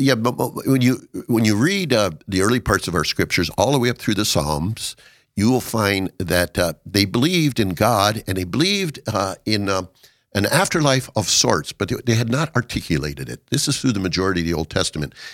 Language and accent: English; Watertown, South Dakota, United States; moved away as an adult; to Watertown, and my hometown, since my parents were the reason for coming home.